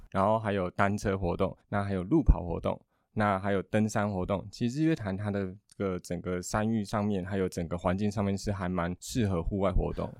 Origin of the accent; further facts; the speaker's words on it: Yuchi, Nantou County, Taiwan; moved away; 我是在地人，我是嗯。返乡回来这边